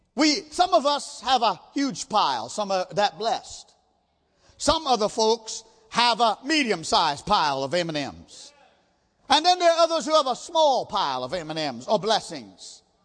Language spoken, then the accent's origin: English; India; I'm an Indian